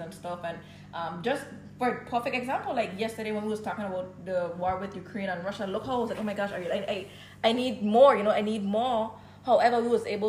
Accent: Dominican Republic; I was born in Dominican mm-hmm. Republic

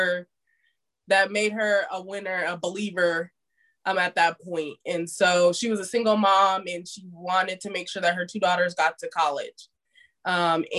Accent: Las Vegas, Nevada, United States; moved away as an adult; also born or lived in Indiana / Tampa, Florida; Las Vegas, Nevada. So I grew up in Las Vegas

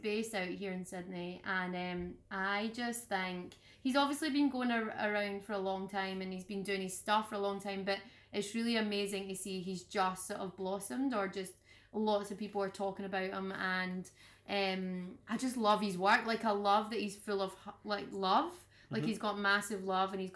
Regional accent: Scotland, United Kingdom; being Scottish that it just being in Scotland and being from Scotland

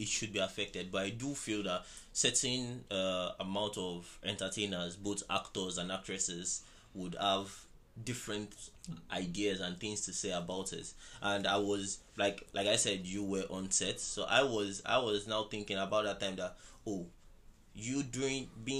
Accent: Lagos, Nigeria

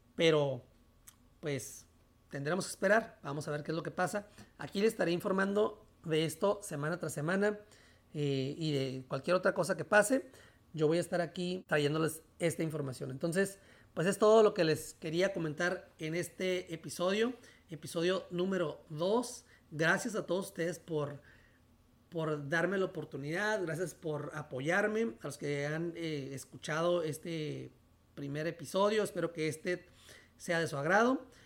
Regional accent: National City, California, United States; also born or lived in Mexico; donde yo nací, aquí en National City, San Diego

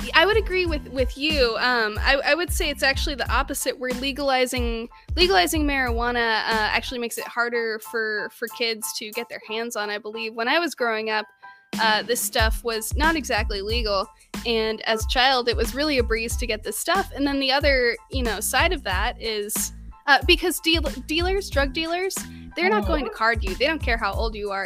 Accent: Southern California, United States; growing up in Southern California

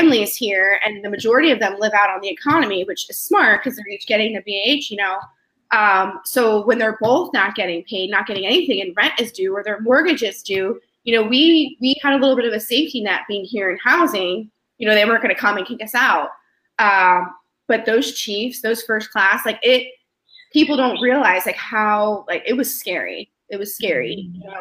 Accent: Bradenton, Florida, United States; moved away as an adult; also born or lived in Alaska; I'm from Bradenton, which is a small little town

